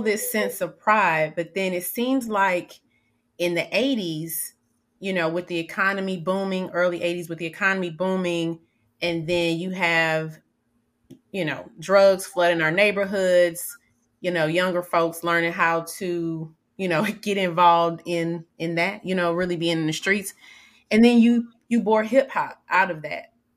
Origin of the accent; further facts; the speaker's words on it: Atlanta, Georgia, United States; I grew up in Atlanta